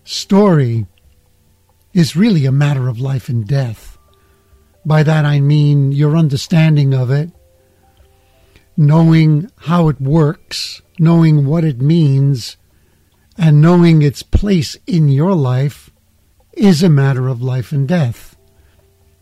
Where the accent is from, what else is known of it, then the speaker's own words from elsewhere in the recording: New York City, New York, United States; I'm from the United States. I'm from New York City